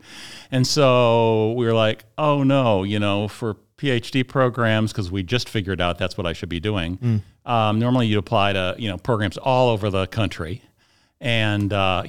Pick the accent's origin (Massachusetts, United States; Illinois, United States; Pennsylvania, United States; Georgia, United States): Illinois, United States; Wilmette; also born or lived in Evanston; Yeah, Wilmette. Yeah, I was born in Evanston at age 2. Moved to Wilmette. That's where I grew up.